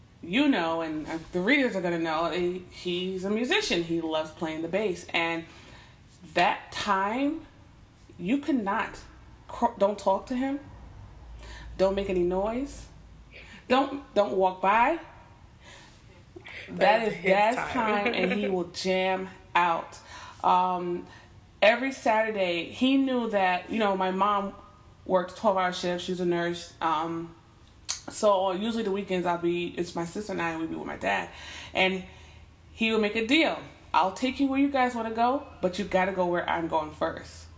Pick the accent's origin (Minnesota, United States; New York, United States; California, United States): New York, United States; Westchester County; I'm from Westchester County.